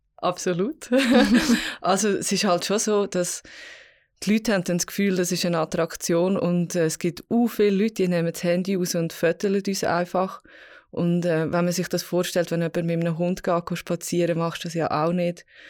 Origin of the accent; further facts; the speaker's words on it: Vals, Graubünden, Switzerland; ich bin jetzt Pfalz aufgewachsen